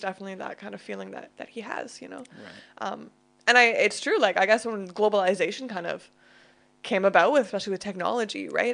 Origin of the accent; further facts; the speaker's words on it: Canada; now in United Kingdom; I'm Canadian